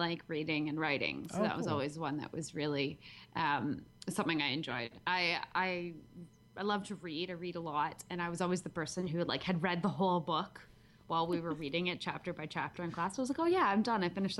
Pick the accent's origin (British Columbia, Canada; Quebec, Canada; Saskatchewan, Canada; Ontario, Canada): British Columbia, Canada; Vancouver; accent: half Canadian, a little bit Australian; moved away as an adult; now in Adelaide, Australia; I grew up in just outside of Vancouver until I was, I don't even know, until about 10 years ago. And then I moved to Adelaide, South Australia, 10 years ago to be with my husband.